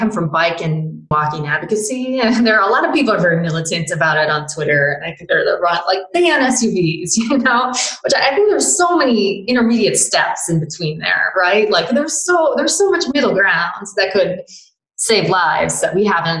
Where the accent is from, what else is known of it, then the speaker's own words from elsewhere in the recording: Toledo, Ohio, United States; I'm actually from Toledo